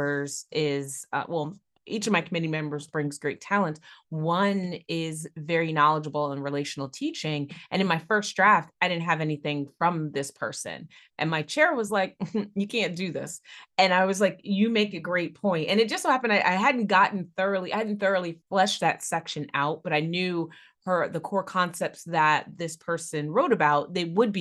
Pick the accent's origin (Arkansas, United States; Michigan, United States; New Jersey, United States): New Jersey, United States; my home state is out there